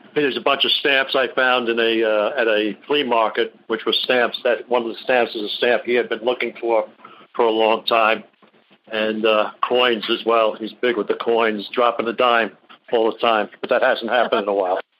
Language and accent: English; Long Island, New York, United States; now in South Carolina, United States; I grew up on Long Island.